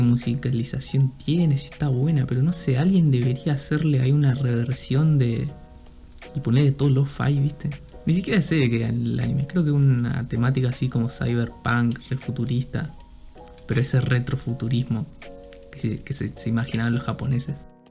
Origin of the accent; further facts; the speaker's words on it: Rosario, Santa Fe, Argentina; yo soy de, digamos, de Santa Fe, de, de, de Rosario